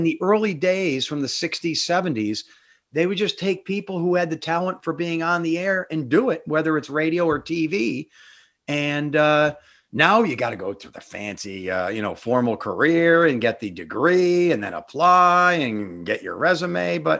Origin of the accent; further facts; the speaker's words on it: Northeastern Pennsylvania coal region, United States; accent: coal cracker; I'm proud of my coal cracker accent.